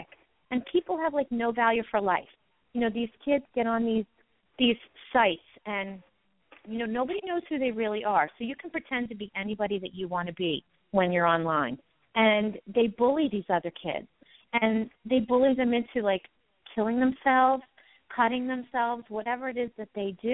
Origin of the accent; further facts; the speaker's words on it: Long Island, New York, United States; now in Pennsylvania, United States; I was originally from Long Island, New York